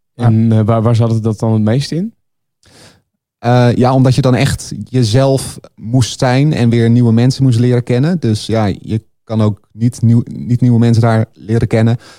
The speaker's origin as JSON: {"language": "Dutch", "town": "Laren", "region": "North Holland", "country": "Netherlands", "tie": "born or raised there", "said": "de sportschool in de plaatsje Laren, waar ik opgroeide"}